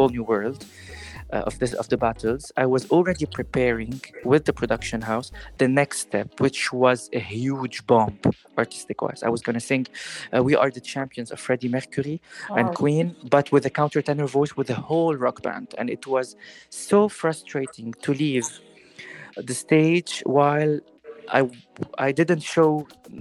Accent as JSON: {"language": "English", "country": "Lebanon", "tie": "born or raised there", "also_born_or_lived": "Paris, France", "moved": "yes", "said": "I'm a Levantine guy. I come from the Levant. I've been raised in a Greek, Turkish, Lebanese family of many origins"}